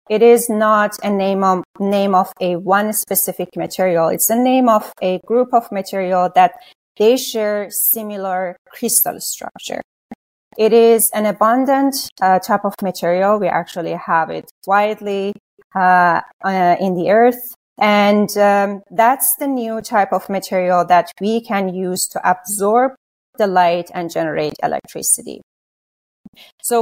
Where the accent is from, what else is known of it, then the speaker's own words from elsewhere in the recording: Iran; moved away; I was born and raised in Iran.